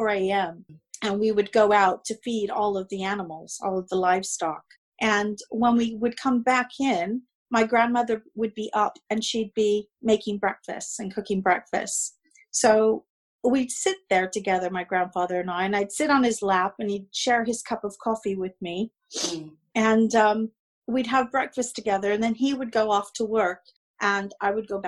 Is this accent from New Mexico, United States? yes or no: no; Monterey County, California, United States